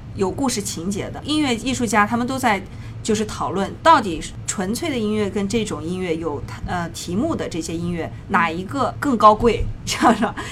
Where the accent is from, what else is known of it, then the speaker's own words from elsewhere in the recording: Shenzhen, Guangdong, China; now in New York, United States; 国内，我一直是在 哦 深深圳啊，对， 哦 学的琴